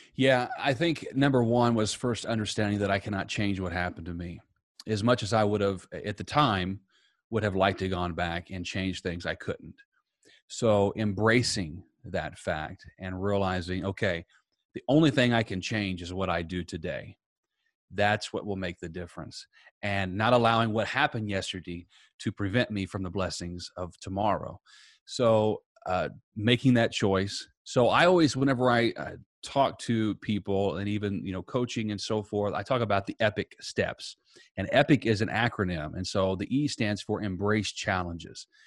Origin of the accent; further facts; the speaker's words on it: Southern Indiana, United States; now in Tampa, United States; I am originally from Southern Indiana. I now live in Tampa, Florida